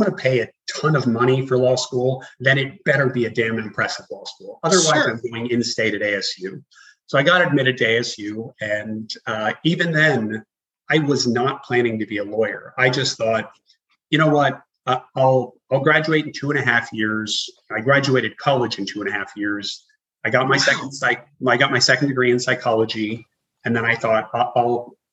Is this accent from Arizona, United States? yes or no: yes; Arizona, United States; moved away; I grew up in Arizona